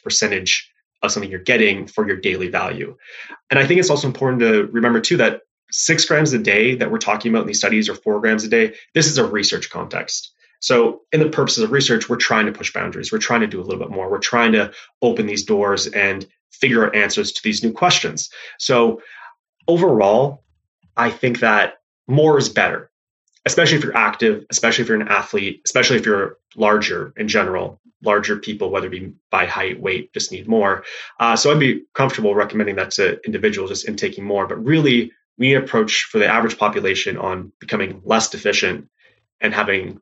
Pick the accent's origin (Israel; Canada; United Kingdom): Canada; being Canadian, I didn't actually play football growing up, but as Jonathan mentioned, I played ice hockey